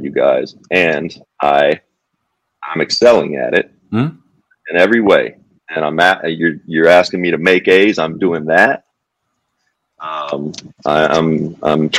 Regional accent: Kentucky, United States; it's my home state.

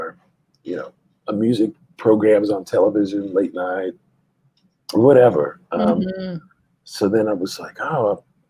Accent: San Antonio, Texas, United States; also born or lived in Austin, Texas / Germany; I grew up, I was born in San Antonio, and that came up. That's a big part of my upbringing as well. I moved to Austin later

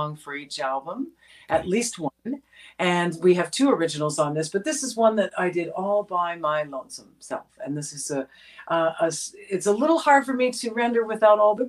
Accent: Toronto, Ontario, Canada; I grew up in Toronto, and in a very musical family

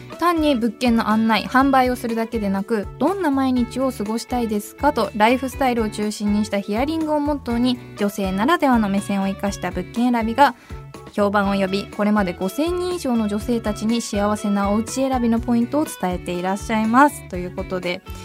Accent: Niigata, Japan; moved away; 私新潟出身

